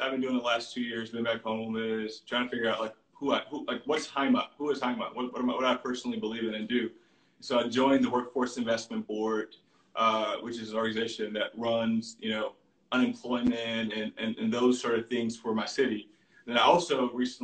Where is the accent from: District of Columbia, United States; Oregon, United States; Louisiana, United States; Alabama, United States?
Louisiana, United States; Baton Rouge; now in New Orleans, United States; my cousin, who I grew up with in Baton Rouge